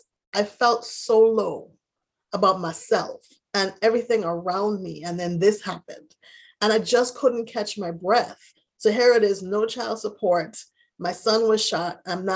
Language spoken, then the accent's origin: English; U.S. Virgin Islands; My parents were in the Virgin Islands. I'm originally from the Virgin Islands.